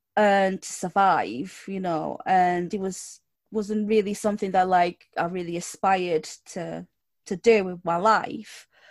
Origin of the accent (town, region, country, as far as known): Portugal; English is a second language; now in United Kingdom